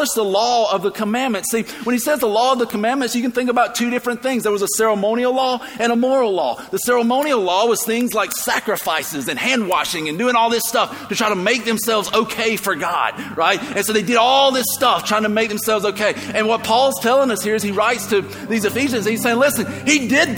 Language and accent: English; the South, United States; I grew up in the South